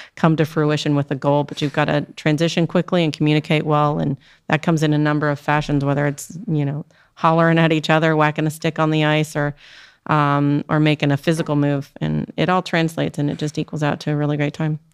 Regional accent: Canada; now in Maryland, United States; I grew up in Canada

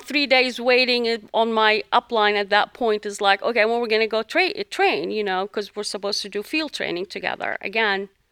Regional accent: Jordan; moved away as an adult; now in United States; I'm originally from the Middle East, from Jordan

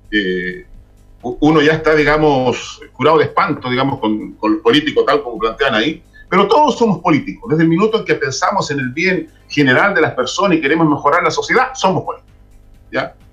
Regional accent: Chile; Nosotros somos chilenos.

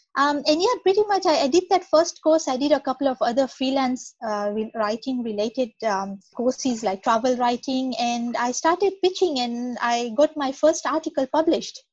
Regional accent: Kenya; moved away as an adult; also born or lived in Nairobi / Perth, Western Australia; now in Australia; I'm from Kenya, which is in East Africa.

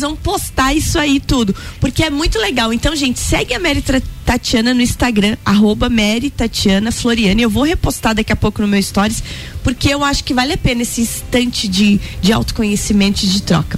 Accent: Rio do Sul, Santa Catarina, Brazil; Nasci em Rio do Sul

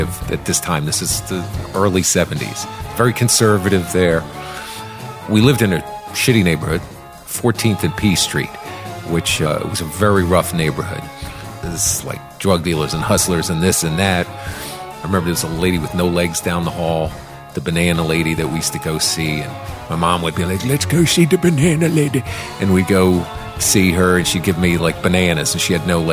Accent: Washington, District of Columbia, United States; I grew up in Washington, D.C.

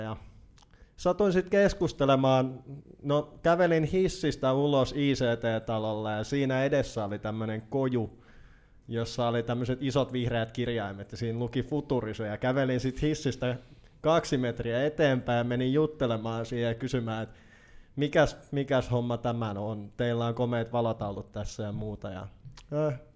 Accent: Naantali, Southwest Finland, Finland; also born or lived in Laitila / Turku region / Helsinki region; now in Turku, Finland; lapsuuteni olen viettänyt puoliksi, ö, Vakka-Suomen keskuksessa Laitilassa ja sitten sen jälkeen olen viihtynyt Naantalissa siihen asti, että olen täysi-ikäisyyden saavuttanut.

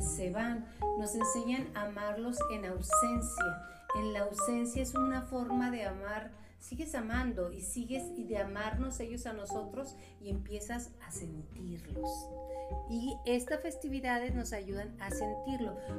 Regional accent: Mexico; como mexicanos

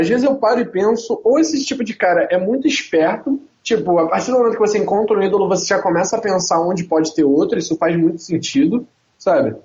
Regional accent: Rio de Janeiro, Brazil; accent: carioca; Eu sou carioca, então o meu sotaque vai ser mais carioca mesmo

